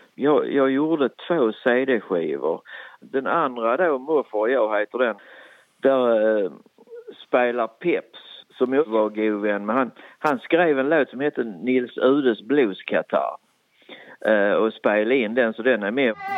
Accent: Skåne, Sweden; accent: Österlen bygdemål / Skånska; Jag kan prata både bygdemål och skånska

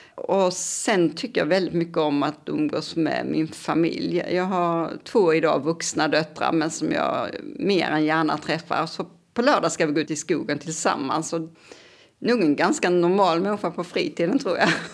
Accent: Kristianstad, Skåne, Sweden; moved away as an adult; now in Lund, Sweden; jag är uppvuxen i Kristianstad.

